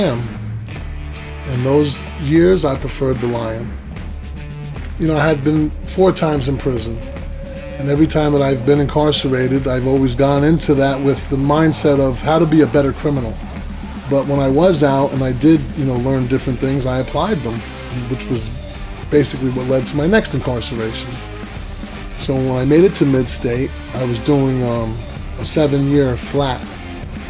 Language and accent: English; Garfield, New Jersey, United States; I grew up here in North Jersey, mostly around Garfield, Lodi area.